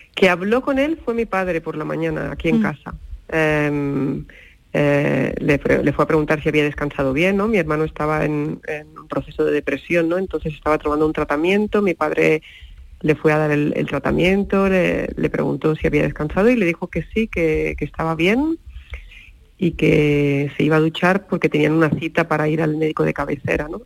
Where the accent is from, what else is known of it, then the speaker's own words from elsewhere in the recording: Catalonia, Spain; moved away; Nosotros somos catalanes